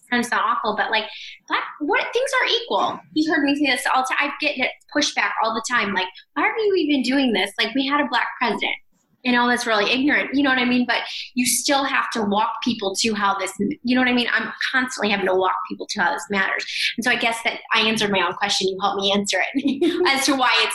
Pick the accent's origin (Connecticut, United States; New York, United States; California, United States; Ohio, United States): Ohio, United States; I'm from Ohio